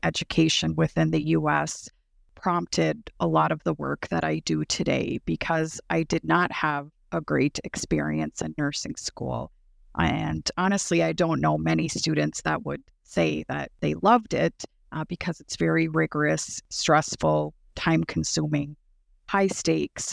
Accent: Turtle Mountain Band of Chippewa Indians, North Dakota, United States; I am an enrolled citizen of the Turtle Mountain Band of Chippewa Indians located in North Dakota

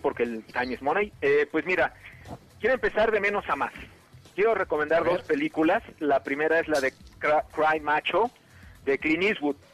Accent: Mexico; como mexicano

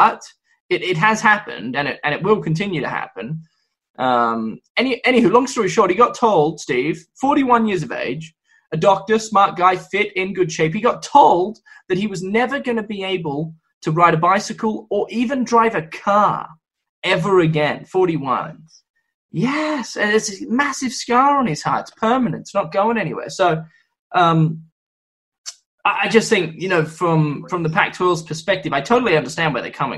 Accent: Victoria, Australia; now in United States; My home state of Victoria

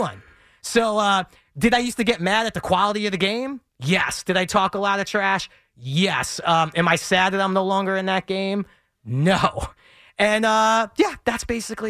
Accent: New York City, New York, United States; I grew up in Bensonhurst, Brooklyn

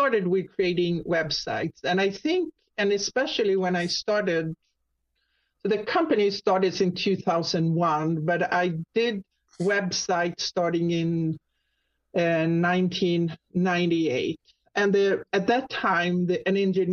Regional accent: Sweden; accent: Swedish; English is a second language; moved away as an adult; now in Jacksonville, United States; I'm actually Swedish. People usually hear my little accent there. So it's Swedish. And I moved to the U.S. About 30 years ago

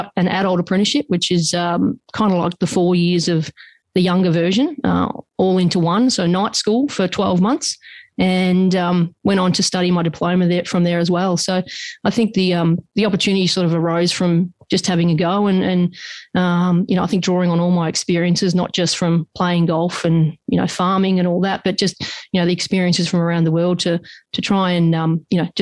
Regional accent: Australia; We grew up on the Murray

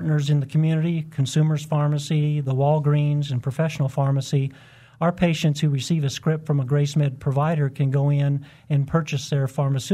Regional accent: Wichita, Kansas, United States; moved away as an adult; also born or lived in Atlanta, Georgia; the community I was raised

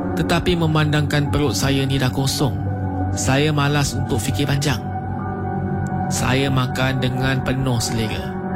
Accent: Malacca, Malaysia; saya ni orang Melaka

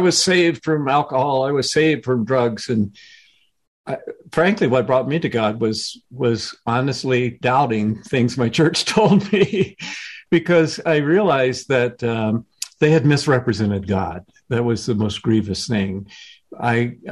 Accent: the South, United States; I was growing up in the South, right as the civil rights movement was underway

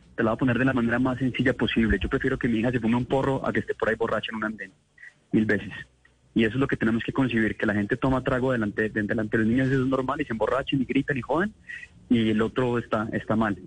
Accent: Manizales, Caldas, Colombia; Yo me crié en Manizales

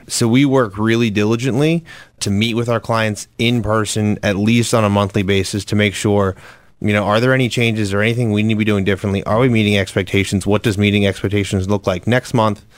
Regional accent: Lancaster County, Pennsylvania, United States; moved away as an adult; now in Philadelphia, United States; I was born and raised in Lancaster County, grew up there in quite a different environment than I live now

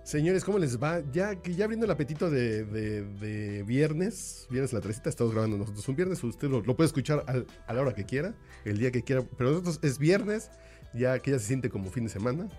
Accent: Mexico; nosotros como mexicanos

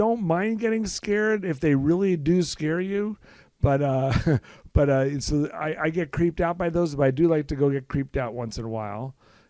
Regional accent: Los Angeles, California, United States; now in Kansas City, United States; I grew up in Los Angeles.

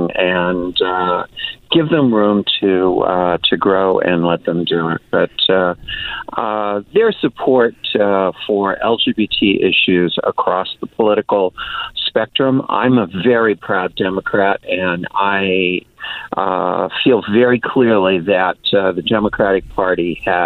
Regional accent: United States; I am an American. I was born in this country.

